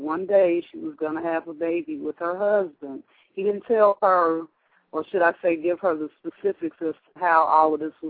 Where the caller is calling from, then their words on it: Chicago, Illinois, United States; I'm calling from Chicago.